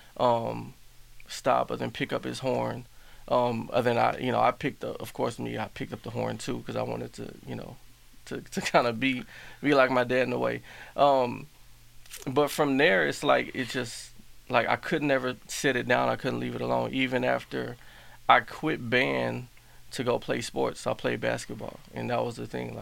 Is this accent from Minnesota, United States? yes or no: no; Houston, Texas, United States; also born or lived in Hawaii; I was born here in Houston, but I was always back and forth from here to Hawaii